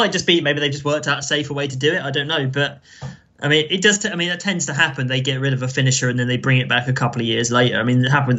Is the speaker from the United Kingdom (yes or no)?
yes; England, United Kingdom; As an English person